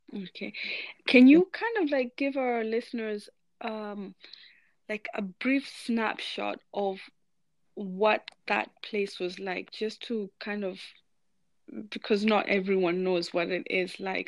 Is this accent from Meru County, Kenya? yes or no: yes; Meru, Meru County, Kenya; I spent a lot of my childhood there.